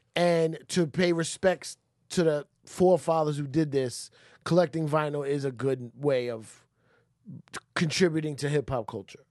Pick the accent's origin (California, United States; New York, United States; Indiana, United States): New York, United States; as a New Yorker